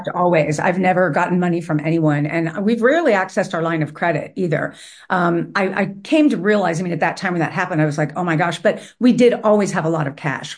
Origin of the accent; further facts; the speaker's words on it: Cincinnati, Ohio, United States; my hometown